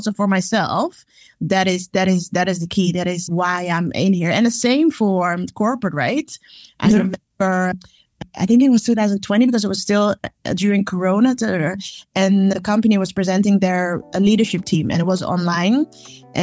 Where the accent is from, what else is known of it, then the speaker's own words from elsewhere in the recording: Amsterdam, North Holland, Netherlands; born and raised in Amsterdam